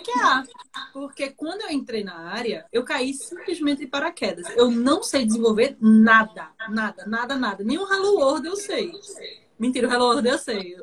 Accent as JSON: {"language": "Portuguese", "town": "Olinda", "region": "Pernambuco", "country": "Brazil", "said": "eu sou de Olinda, Pernambuco, cidade vizinha Recife"}